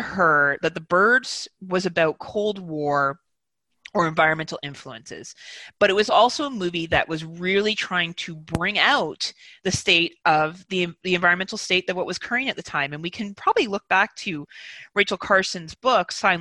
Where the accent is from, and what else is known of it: Canada